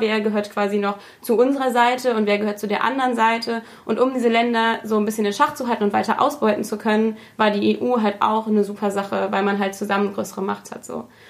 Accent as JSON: {"language": "German", "country": "Germany", "said": "als Deutsche"}